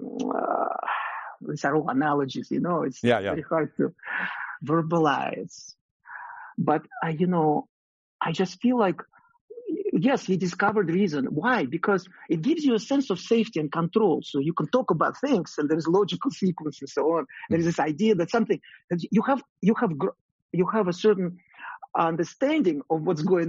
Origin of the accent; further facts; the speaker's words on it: Russia; moved away as an adult; now in United States; I grew up in Russia